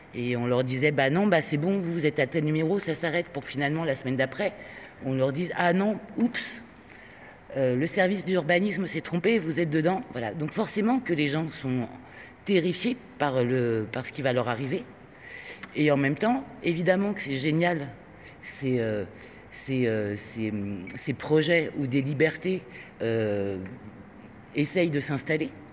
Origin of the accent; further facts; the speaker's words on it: Spain; je suis espagnol